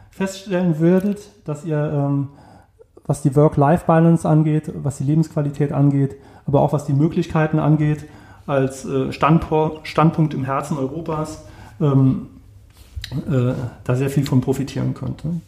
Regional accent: Saarland, Germany; Ich bin ähm, im Saarland aufgewachsen, bin zum Studium weggegangen, war 16 Jahre weg und bin halt wegen der Familienentscheidung zurückgegangen.

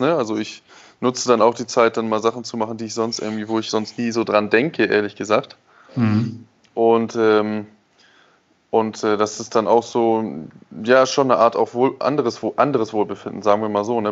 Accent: Germany; moved away; bei mir als Deutsche

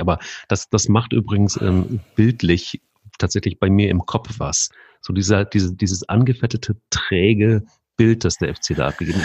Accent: Hesse, Germany; also ich bin ja selber Hesse

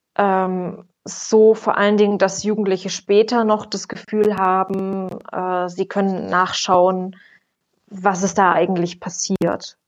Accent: Erfurt, Thuringia, Germany; ich komme ursprünglich auch aus Erfurt

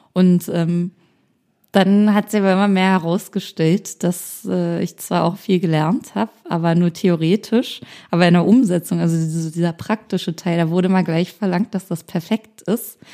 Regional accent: a small town near Berlin, Brandenburg, Germany; moved away as an adult; now in Berlin, Germany; Ich komme aus einer Kleinstadt aus der Nähe von Berlin

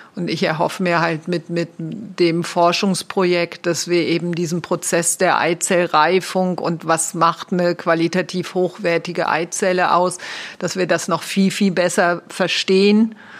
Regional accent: Rhineland, Germany; now in Switzerland; Ich bin Rheinländerin, also sehr lebendig

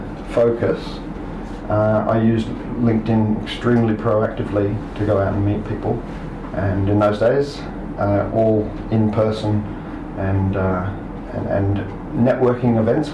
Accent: Australia; moved away as an adult; now in Tokyo, Japan; I am Australian, as he said, and I came here Golden Week 2003

